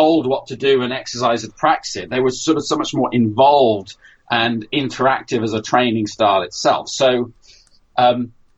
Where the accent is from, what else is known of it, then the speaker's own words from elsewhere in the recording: United Kingdom; I'm British